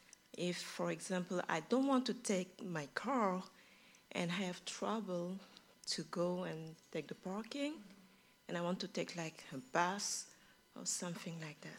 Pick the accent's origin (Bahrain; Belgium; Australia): Belgium; English is a second language; now in United States; I'm coming from Belgium.